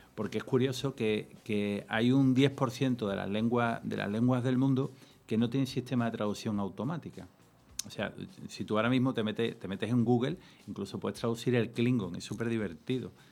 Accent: Andalusia, Spain; Soy andaluz

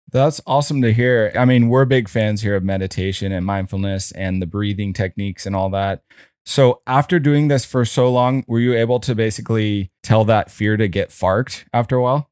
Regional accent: San Diego, California, United States; Audrey and I grew up together in La Jolla

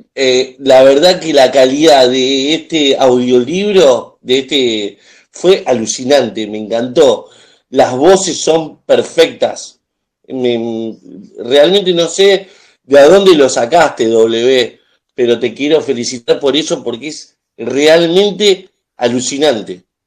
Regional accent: Argentina; soy de Argentina

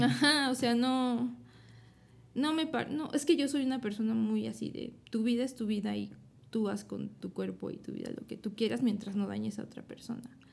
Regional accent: Puebla, Mexico; Soy de aquí, de Puebla

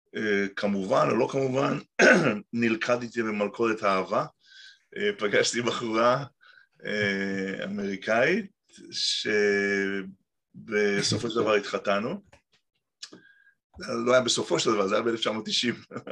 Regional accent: Tel Aviv, Tel Aviv District, Israel; moved away as an adult; also born or lived in Petah Tikva / Kibbutz Shamir; now in Montclair, United States; נולדתי בארץ, בפתח תקווה, גדלתי בתל אביב, גבעתיים.

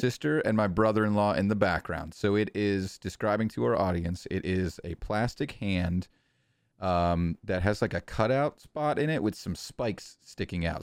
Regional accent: New England, United States; I am from New England

